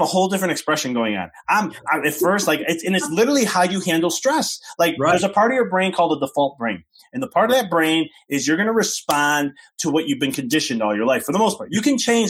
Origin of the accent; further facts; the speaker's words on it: Chicago, Illinois, United States; moved away as an adult; now in Knoxville, United States; I'm from Chicago